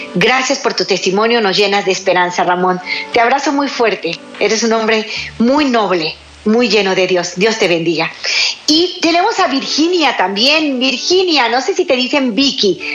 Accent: Guadalajara, Jalisco, Mexico; en México, en mi ciudad. Guadalajara, Jalisco, México

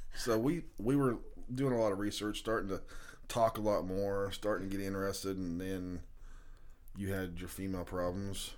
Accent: Kansas, United States; We're from Kansas

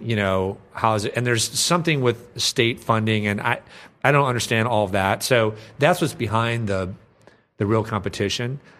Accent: Minnesota, United States; I'm from Minnesota

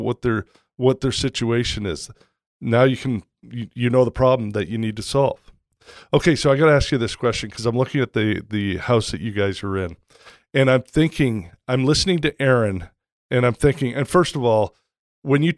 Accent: Toronto, Ontario, Canada; moved away as an adult; also born or lived in Vancouver, Canada / Bend, Oregon; I grew up in Toronto

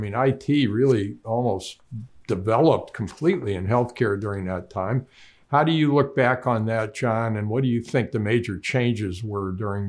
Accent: Duluth, Minnesota, United States; I grew up in Duluth, Minnesota.

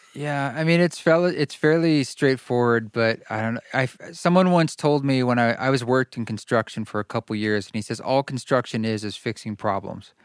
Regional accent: Salem, Oregon, United States; my town was Salem, Oregon

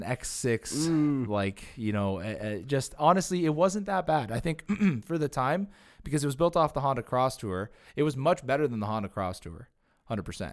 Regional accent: Canada; as Canadian car enthusiasts

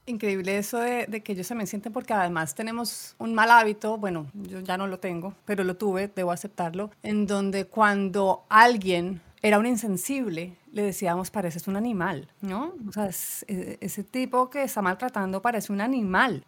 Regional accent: Colombia; moved away as an adult; now in Los Angeles, United States; como colombianos crecimos también con la lluvia

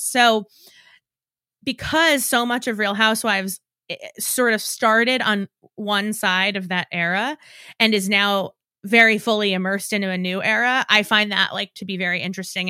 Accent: New York, United States; because I'm from New York and and have always felt familiar with sort of like the cadence at which they speak

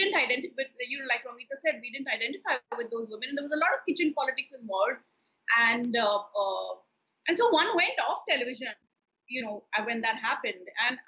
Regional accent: Kolkata, West Bengal, India; also born or lived in Hyderabad / Delhi; the only kind of television that I watched when I was growing up in Kolkata or in Hyderabad and Delhi was, you know, the DD shows

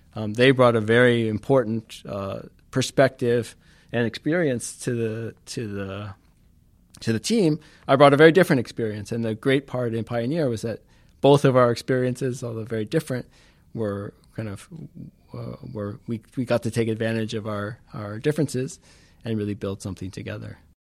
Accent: Los Angeles, California, United States; moved away; I grew up in California

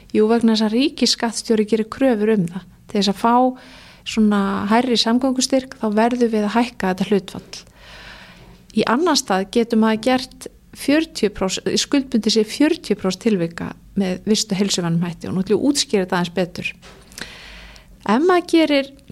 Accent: Reykjavík, Capital Region, Iceland; also born or lived in Denmark / Ísafjörður; ég æsku bjóði í Danmörku og uppalinn í árbænum

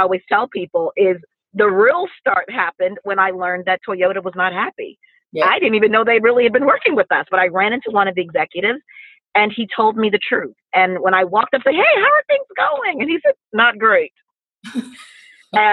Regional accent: Mississippi, United States; we're from the South, we're from Mississippi

